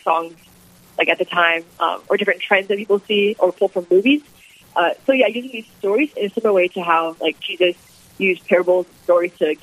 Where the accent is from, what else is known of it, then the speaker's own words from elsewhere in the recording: Jamestown, North Dakota, United States; also born or lived in Atchison, Kansas; I'm originally from Jamestown, North Dakota. I grew up here